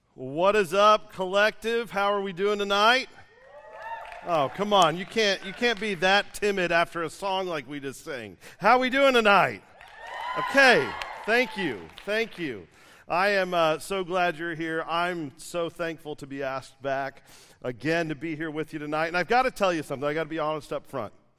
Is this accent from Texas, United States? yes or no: yes; Dallas, Texas, United States; I'm from Dallas